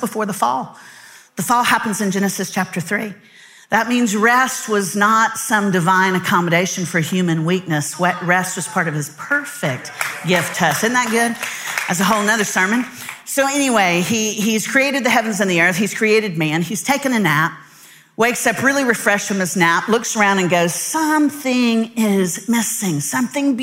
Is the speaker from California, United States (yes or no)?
no; Central Florida, United States; the town I grew up in Central Florida